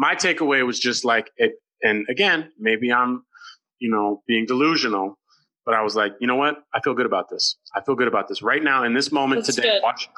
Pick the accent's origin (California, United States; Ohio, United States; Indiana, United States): California, United States; Oakland; I'm from Oakland. I'm all about the cause.